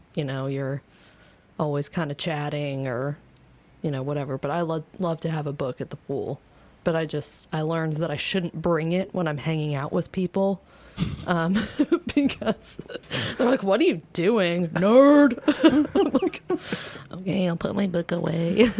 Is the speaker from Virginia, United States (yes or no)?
yes; Virginia, United States; now in Louisville, United States; here in Louisville, even though we're from Virginia